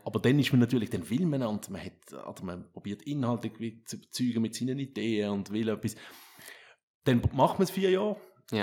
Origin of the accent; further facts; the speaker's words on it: Switzerland; bei uns in der Schweiz